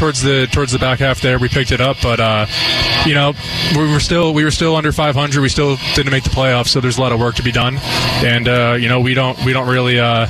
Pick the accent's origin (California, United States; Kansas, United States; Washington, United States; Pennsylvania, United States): Pennsylvania, United States; moved away as an adult; also born or lived in Virginia; I'm from Pennsylvania, so it's not too far away from New York.